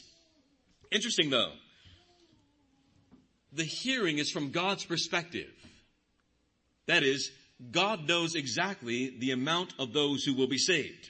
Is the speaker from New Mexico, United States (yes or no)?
no; Bakersfield, California, United States; I grew up in Fairfax, the darker part of Bakersfield.